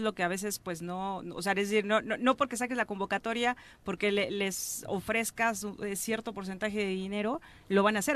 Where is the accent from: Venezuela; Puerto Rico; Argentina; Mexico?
Mexico; como mexicana